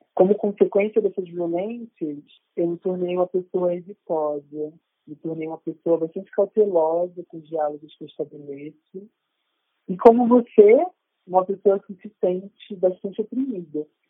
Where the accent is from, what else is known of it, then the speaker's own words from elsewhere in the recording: Rio de Janeiro, Brazil; now in Paraíba, Brazil; eu nasci no Rio de Janeiro, na década de 80, e tenho inúmeras experiências com racismo na minha infância